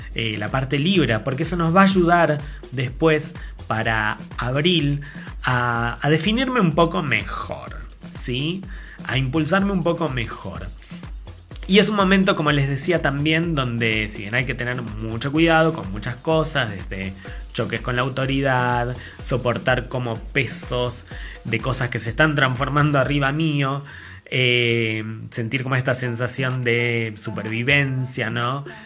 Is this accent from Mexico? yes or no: no; Argentina; siendo Argentina